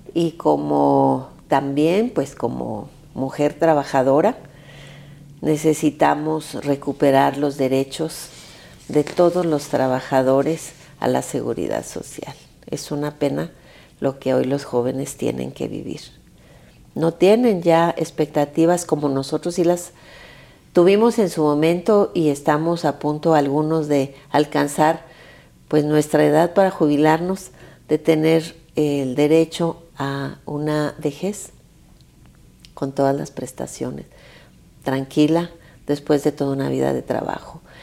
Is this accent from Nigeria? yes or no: no; Zacatecas, Mexico; now in Mexico City, Mexico; yo que soy zacatecana, que mi estado pues es uno de los estados